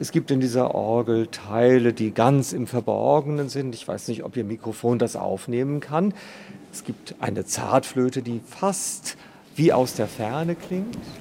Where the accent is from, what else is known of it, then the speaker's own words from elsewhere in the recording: East Frisia, Lower Saxony, Germany; now in Schwerin, Germany; Ich komme aus Ostfriesland, aus einer dörflichen Gemeinde in Ostfriesland